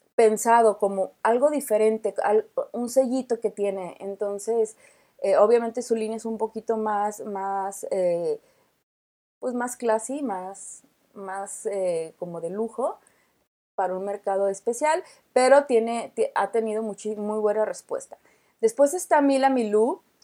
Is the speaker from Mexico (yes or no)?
yes; Mexico; como mexicanos